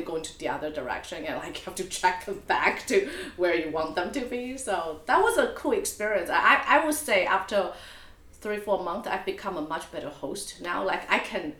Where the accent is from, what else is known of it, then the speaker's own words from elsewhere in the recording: Taipei, Taiwan; moved away; also born or lived in Auckland / New York; I was born in Taipei.